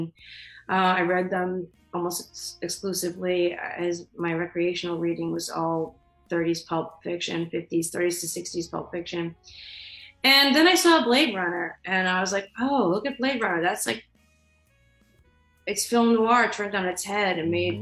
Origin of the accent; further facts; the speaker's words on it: Boston, Massachusetts, United States; I'm from Boston.